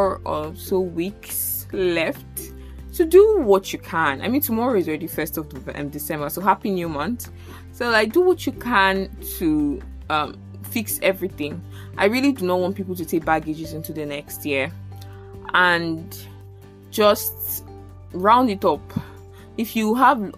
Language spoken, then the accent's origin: English; Abuja, Federal Capital Territory, Nigeria; moved away as an adult; now in Lagos, Nigeria; from primary school in Abuja to like university